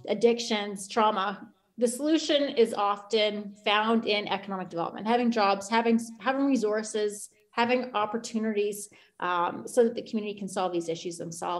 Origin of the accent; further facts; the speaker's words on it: Saskatchewan, Canada; I'm not an Indigenous person. I'm from Saskatchewan. And I think growing up in Saskatchewan in the 90s